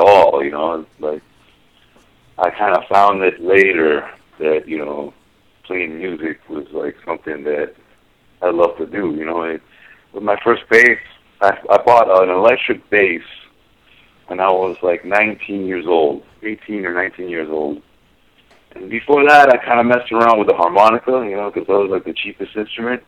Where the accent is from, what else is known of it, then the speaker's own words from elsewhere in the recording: Miami, Florida, United States; I'm originally from Miami